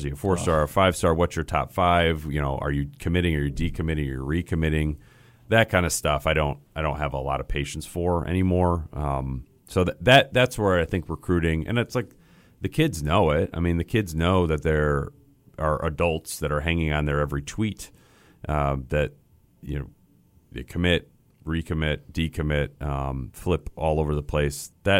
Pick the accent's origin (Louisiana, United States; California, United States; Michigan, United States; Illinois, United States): Michigan, United States; Grand Rapids; I grew up in Grand Rapids, Michigan. So Midwest my whole life.